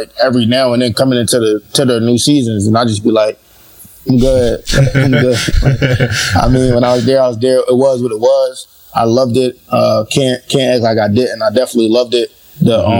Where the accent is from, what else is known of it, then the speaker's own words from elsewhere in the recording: Philadelphia, Pennsylvania, United States; I'm from Philly. I grew up in Philly